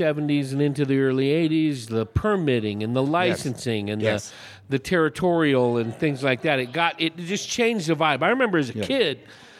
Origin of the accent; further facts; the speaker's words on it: Hayward, California, United States; now in Prescott, United States; I grew up in the East Bay, Hayward, between Oakland and San Jose there.